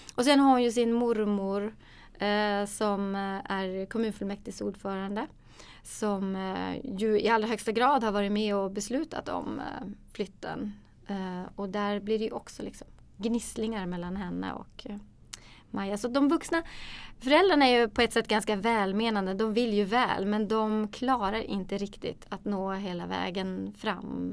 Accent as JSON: {"language": "Swedish", "town": "Kiruna", "region": "Norrbotten County", "country": "Sweden", "tie": "born or raised there", "said": "Ja, jag är ju född och uppvuxen i Kiruna."}